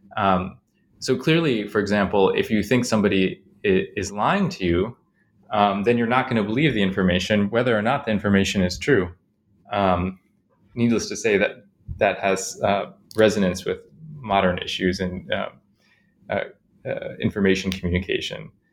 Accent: Chicago, Illinois, United States; I grew up in Chicago mostly

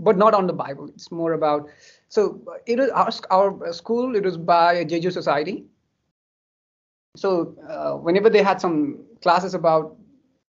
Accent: Kathmandu, Bagmati, Nepal; I grew up in Kathmandu.

